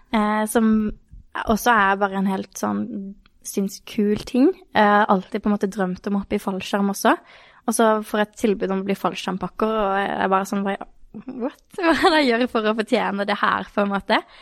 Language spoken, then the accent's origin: Norwegian; Kristiansand, Agder, Norway; Jeg er jo fra Kristiansand, eller Birkelandet, Sørlandet